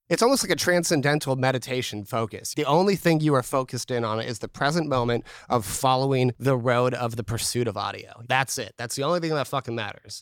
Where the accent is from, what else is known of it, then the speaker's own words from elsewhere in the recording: Newark, California, United States; I grew up here in Newark, California.